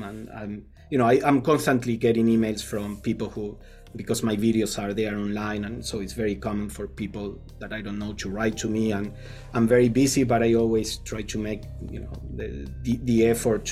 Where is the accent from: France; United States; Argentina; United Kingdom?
Argentina; moved away; I come from Argentina where college is free